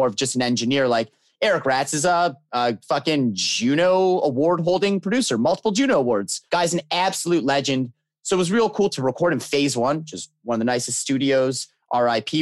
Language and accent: English; Canada; being a Canadian band